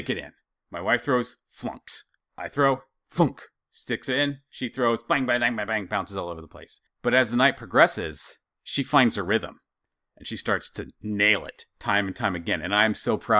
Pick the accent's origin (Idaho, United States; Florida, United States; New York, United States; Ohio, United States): Idaho, United States; as a dumb hick growing up in Idaho